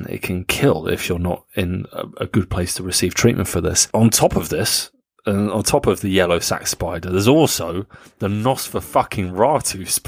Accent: Rinteln, Lower Saxony, Germany; born there; Uh, I was born in Rinteln in Niedersachsen.

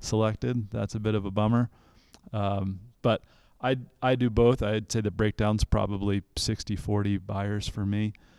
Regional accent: Central Virginia, United States; also born or lived in Charlottesville, Virginia; I was born in Central Virginia

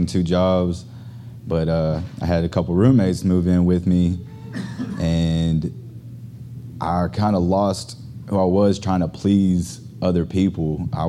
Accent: Arkansas, United States; now in Houston, United States; I'm actually from Arkansas.

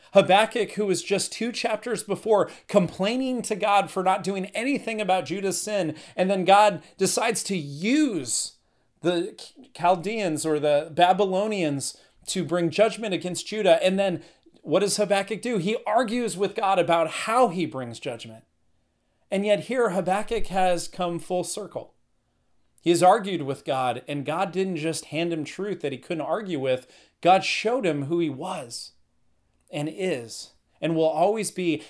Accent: Northern California, United States; I'm from Northern California.

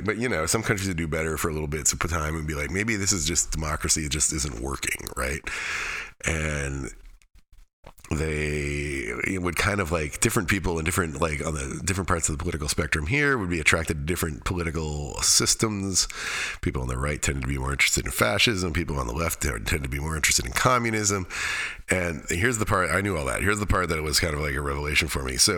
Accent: Alaska, United States; The Tanana is a river near where I grew up in Alaska

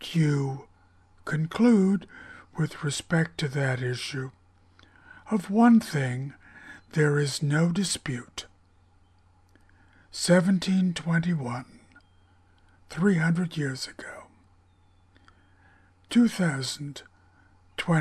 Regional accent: Greenwich, Connecticut, United States; I was born in Greenwich Hospital in Greenwich, Connecticut at 10:44 p.m. on June 2nd, 1948

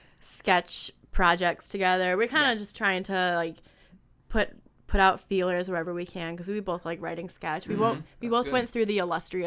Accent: Beloit, Wisconsin, United States; now in Chicago, United States; I'm from Beloit, Wisconsin.

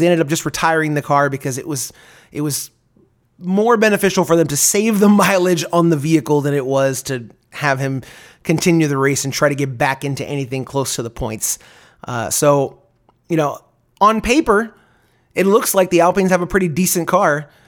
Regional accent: United States; I'm an American

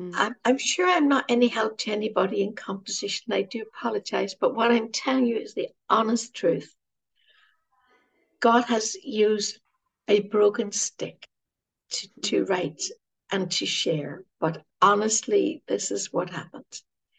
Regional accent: Ireland; Now, you know, being Irish, he's our patron saint.

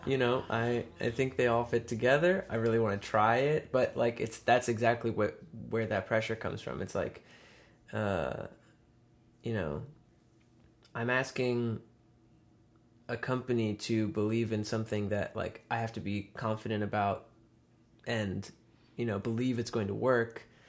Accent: Western Massachusetts, United States; also born or lived in Kyoto, Japan

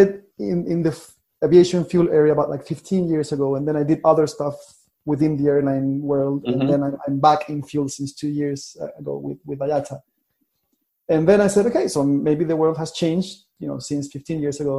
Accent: Chile; moved away; I'm from Chile, which is like in the bottom of Latin America

